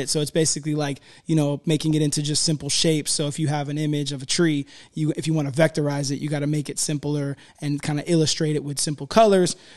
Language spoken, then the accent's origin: English; United Kingdom; I was very happy because I'm British.